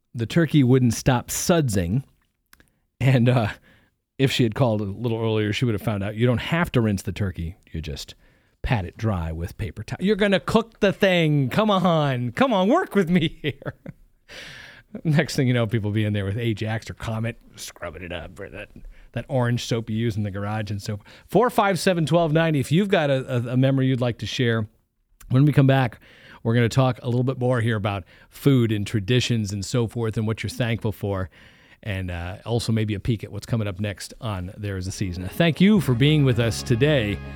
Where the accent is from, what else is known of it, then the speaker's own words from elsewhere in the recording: East Coast, United States; now in Ohio, United States; I grew up on the East Coast